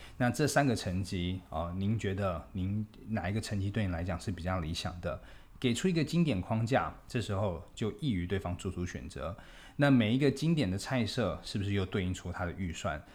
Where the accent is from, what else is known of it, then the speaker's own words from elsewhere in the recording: Taipei, Taiwan; 我们台北人的后花园